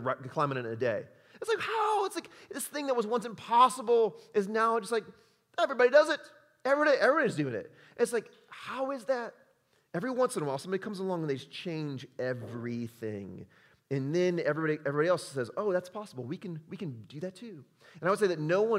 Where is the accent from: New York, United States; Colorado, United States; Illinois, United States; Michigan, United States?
Illinois, United States; Chicago; moved away as an adult; now in Utah, United States; I'm from Chicago